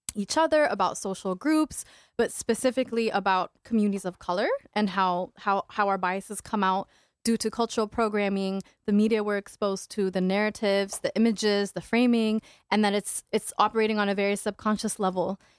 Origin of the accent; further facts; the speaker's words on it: Saudi Arabia; now in Minneapolis–Saint Paul, United States; my identity being Ethiopian and Eritrean and Muslim and growing up in Saudi Arabia